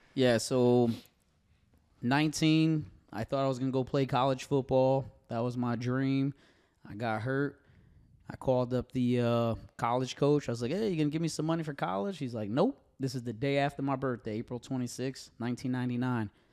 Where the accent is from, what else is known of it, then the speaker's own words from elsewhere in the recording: Connecticut, United States; moved away as an adult; now in Tennessee, United States; growing up in Connecticut around these gentlemen that watched me grow up